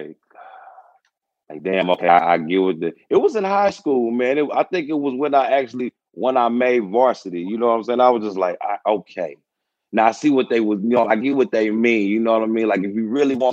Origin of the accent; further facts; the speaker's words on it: Houston, Texas, United States; moved away as an adult; now in Louisville, United States; growing up in Houston, it was great, man. I came up Southwest, you know, Houston, Texas.